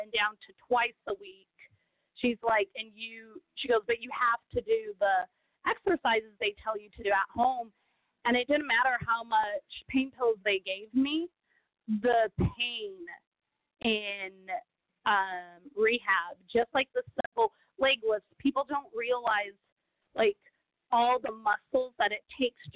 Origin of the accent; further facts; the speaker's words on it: Brazil; English is a second language; now in Texas, United States; I was born in Brazil. I was raised in Brazil.